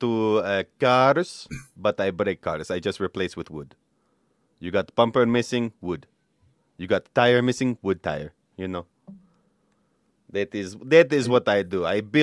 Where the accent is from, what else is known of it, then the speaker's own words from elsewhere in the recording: Russia; I'm from Russia.